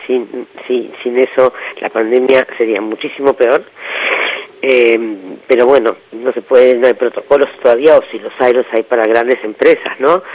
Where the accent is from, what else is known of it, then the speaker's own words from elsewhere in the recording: Argentina; somos todos argentinos y argentinas